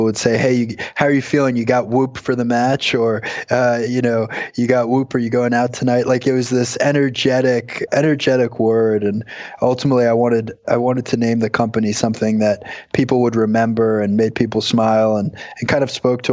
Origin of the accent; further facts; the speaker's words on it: Long Island, New York, United States; I grew up on Long Island